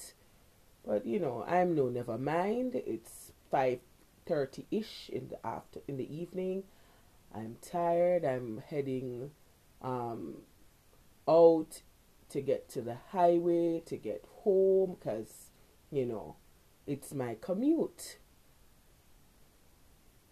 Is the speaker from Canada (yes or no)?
no; Jamaica; also born or lived in Kingston, Jamaica